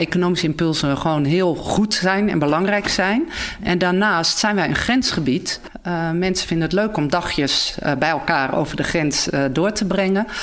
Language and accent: Dutch; Netherlands; moved away as an adult; now in Groningen, Netherlands; mij nog steeds als Hollander te definiëren. Dus daar ben ik geboren, maar al wel 30 jaar woonzaam in Groningen